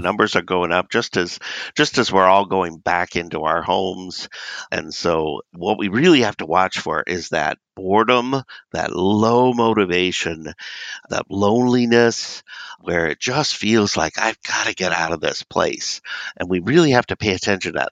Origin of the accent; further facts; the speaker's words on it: Southern California, United States; moved away; I grew up in Southern California and we did not have snow.